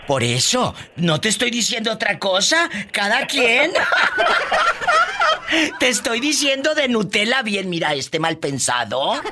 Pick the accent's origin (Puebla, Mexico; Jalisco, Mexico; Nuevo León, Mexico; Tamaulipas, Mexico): Jalisco, Mexico; Mire, yo soy de Jalisco.